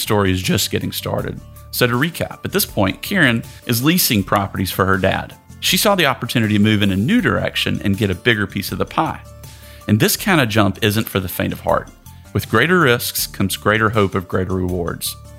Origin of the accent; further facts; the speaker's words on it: Tennessee, United States; moved away; my home state of Tennessee